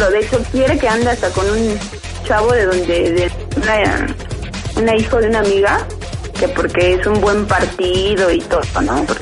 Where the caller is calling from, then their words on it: Mexico City, Mexico; De aquí del DF, de Vista.